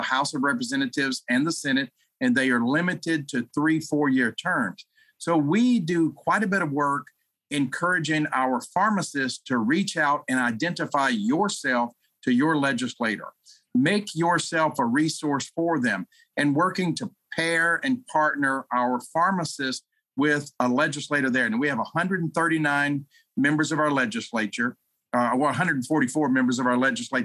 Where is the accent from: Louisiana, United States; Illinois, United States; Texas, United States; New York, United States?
Louisiana, United States; I'm from Louisiana